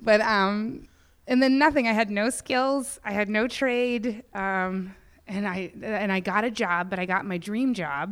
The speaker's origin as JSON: {"language": "English", "town": "Indiana", "region": "Pennsylvania", "country": "United States", "also_born_or_lived": "Pittsburgh, Pennsylvania / San Francisco, California", "moved": "as an adult", "lives_now": "Los Angeles, United States", "said": "Indiana, Pennsylvania"}